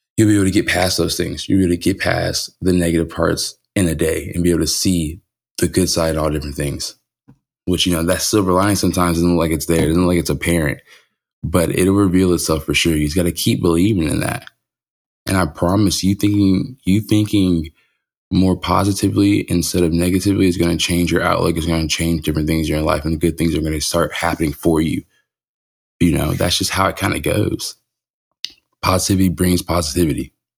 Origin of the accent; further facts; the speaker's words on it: California, United States; moved away; When I was growing up in California